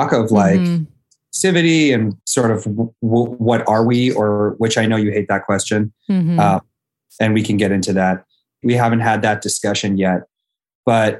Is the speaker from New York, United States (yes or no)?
no; Los Angeles, California, United States; Born and raised in Los Angeles